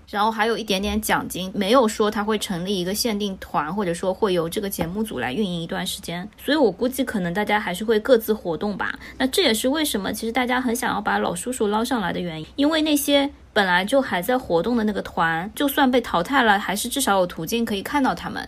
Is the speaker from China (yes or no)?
yes; China; 我作为一个中国人看不懂的